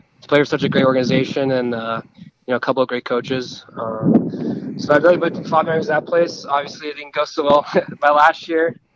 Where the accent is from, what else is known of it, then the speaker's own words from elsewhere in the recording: Las Vegas, Nevada, United States; I'm from Las Vegas, so I'm used to, you know, being from a city